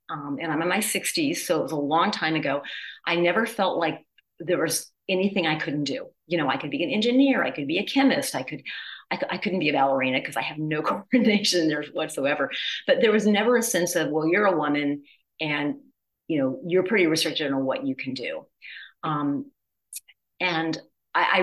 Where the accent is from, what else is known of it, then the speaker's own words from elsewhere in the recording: Midwest, United States; also born or lived in the South; I was born in the South and I grew up in the Midwest